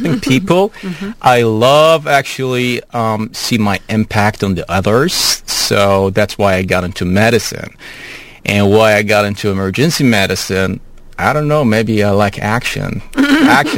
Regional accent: Saudi Arabia; moved away as an adult; also born or lived in Bloomington, Indiana, United States; now in Houston, United States; Originally, I'm from Saudi Arabia

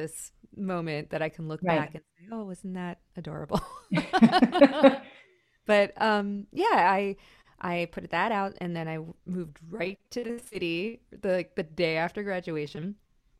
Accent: Miami, Florida, United States; I'm from Miami, so it was a real struggle, actually.

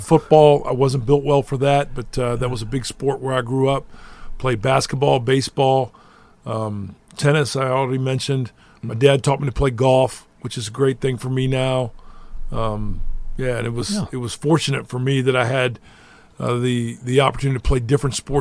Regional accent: Roanoke, Virginia, United States; moved away as an adult; now in Irvine, United States; I grew up in Roanoke, Virginia, which is a great place

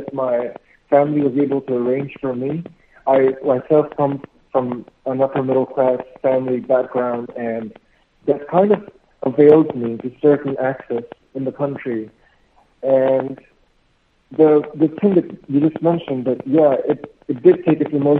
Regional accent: New Delhi, Delhi, India; I'm a citizen of New Delhi, and I grew up in New Delhi, India

